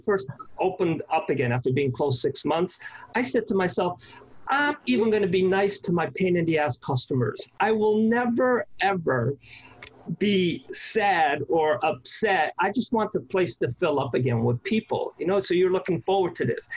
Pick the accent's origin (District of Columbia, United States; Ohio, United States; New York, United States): New York, United States; New York City; I'm a New Yorker. I love this city.